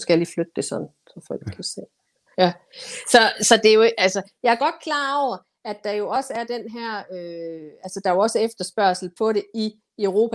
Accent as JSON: {"language": "Danish", "country": "Denmark", "said": "jeg som dansker"}